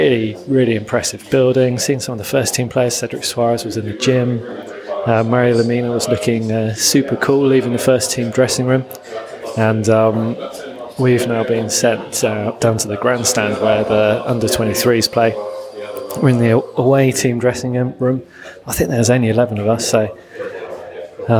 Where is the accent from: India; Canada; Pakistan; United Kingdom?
United Kingdom; I'm British